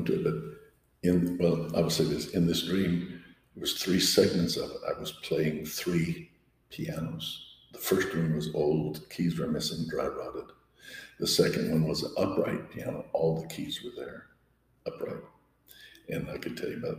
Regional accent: Pueblo, Colorado, United States; moved away as an adult; also born or lived in Denver / Oklahoma; I was born and raised in Colorado

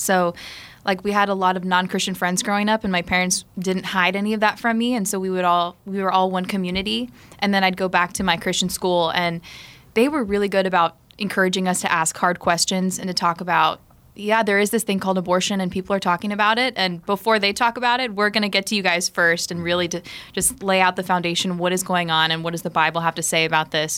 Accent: South Florida, United States; I grew up in South Florida.

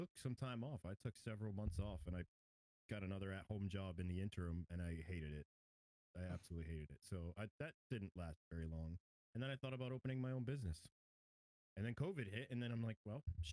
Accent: New York, United States; now in Georgia, United States; I grew up in New York. Born and raised in New York. Moved down to Georgia in 2006

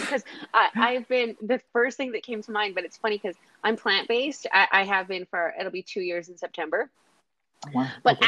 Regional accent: Kamloops, British Columbia, Canada; also born or lived in Surrey; now in Victoria, Canada; I was born in Surrey, raised in Kamloops, and then moved to the island, and I've been in Victoria ever since.

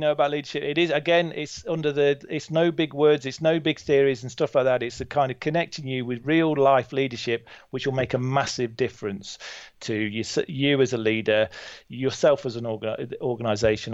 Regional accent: Burton-on-Trent, West Midlands, United Kingdom; I'm from Burton-on-Trent, just down the road from you in Derby.

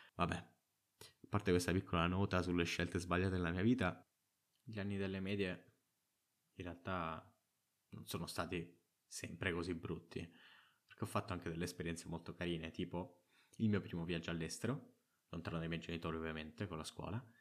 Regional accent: Trapani, Sicily, Italy; arrivata alle superiori, che almeno a Trapani sono una scuola che scegli tu

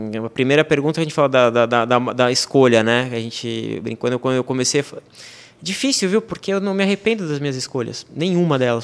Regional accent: Brazil; moved away as an adult; now in France; eu sou um brasileiro que chegou na França

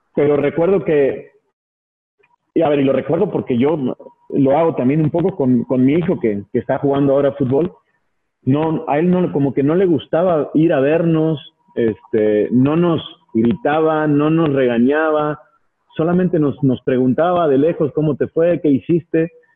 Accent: Mar del Plata, Buenos Aires Province, Argentina; also born or lived in León, Mexico; now in Mexico; yo pasé mi infancia en Mar del Plata, en Argentina

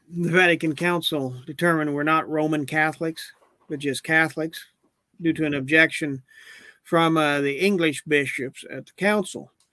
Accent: Oklahoma City, Oklahoma, United States; I made my first communion St. Eugene's in Oklahoma City.

